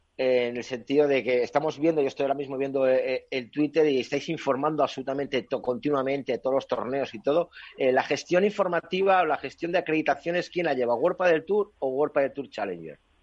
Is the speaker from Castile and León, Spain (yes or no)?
yes; Castile and León, Spain; yo como castellano leonés